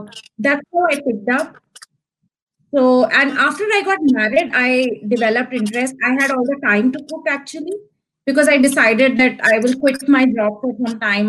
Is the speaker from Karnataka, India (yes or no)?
no; New Delhi, Delhi, India; So I am from New Delhi, India, the capital of India. And I'm a proper Delhi girl